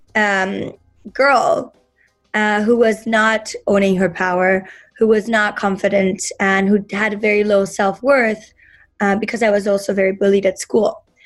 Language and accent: English; Berlin, Germany; moved away; when I grew up in Berlin